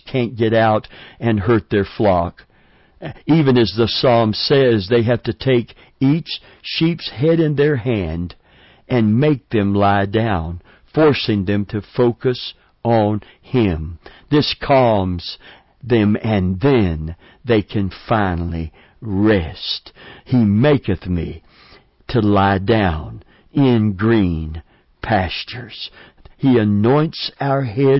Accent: Middlesboro, Kentucky, United States; near where I was born in Middlesboro, Kentucky

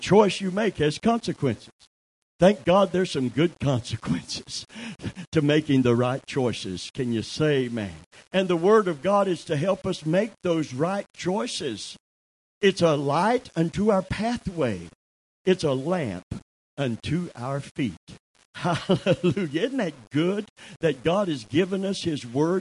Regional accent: Kentucky, United States; I'm from Kentucky

